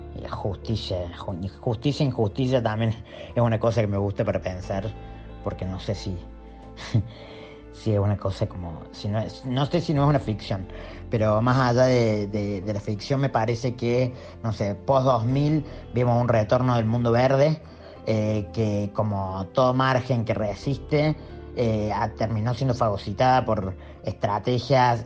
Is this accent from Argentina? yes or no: yes; Córdoba, Argentina; soy artista y de Córdoba